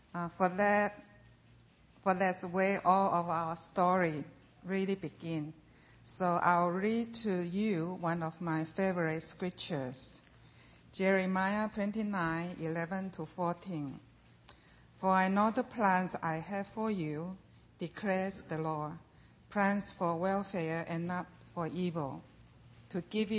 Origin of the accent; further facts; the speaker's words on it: Taiwan; I grew up in Taiwan, a place where only 2.8% of the population is any form of Christianity